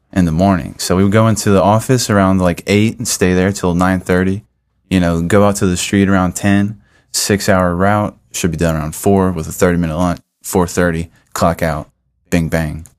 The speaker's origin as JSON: {"language": "English", "region": "small town in North Carolina", "country": "United States", "moved": "as an adult", "lives_now": "Columbia, United States", "said": "I was in North Carolina. It's a very small town. Stuck there"}